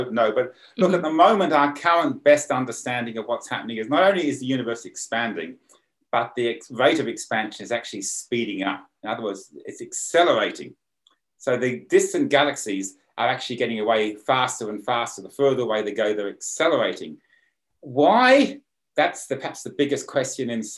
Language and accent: English; Sydney, New South Wales, Australia; now in County Armagh, United Kingdom; urban Sydney, because that's sort of my hometown